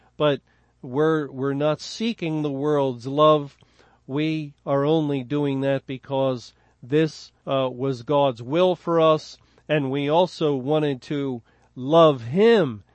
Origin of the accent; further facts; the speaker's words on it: Philadelphia, Pennsylvania, United States; I was born in Philadelphia